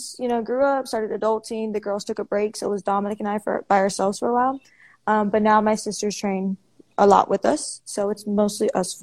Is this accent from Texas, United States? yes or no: yes; Houston, Texas, United States; I am from Houston, Texas